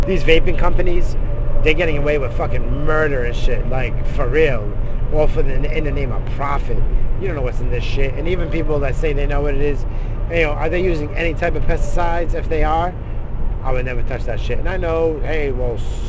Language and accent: English; United States; I'm American